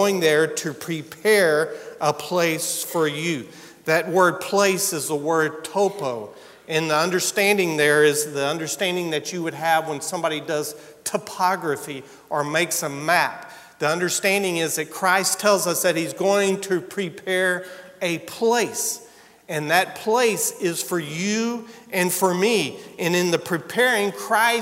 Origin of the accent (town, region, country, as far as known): United States